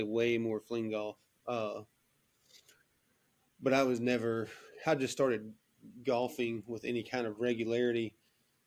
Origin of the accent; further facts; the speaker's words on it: Rutherford County, North Carolina, United States; I am from Rutherford County, North Carolina, which is just a little small